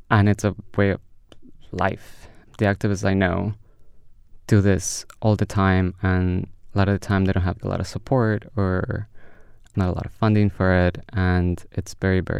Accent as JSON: {"language": "English", "country": "India", "tie": "born there", "second_language": "English", "moved": "as an adult", "said": "India. I was born in India. I came for here for education, so definitely India."}